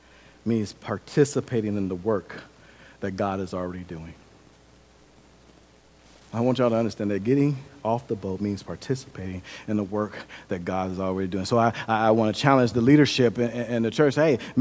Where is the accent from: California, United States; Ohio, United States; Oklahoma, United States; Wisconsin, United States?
Wisconsin, United States; Milwaukee; I grew up in Milwaukee, Wisconsin. Milwaukee is kind of like a little mini Chicago. It's very violent.